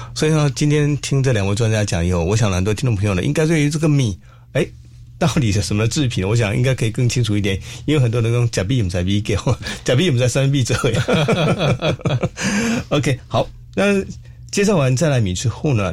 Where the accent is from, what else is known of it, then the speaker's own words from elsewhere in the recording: Xiluo, Yunlin County, Taiwan; 我家乡是在西罗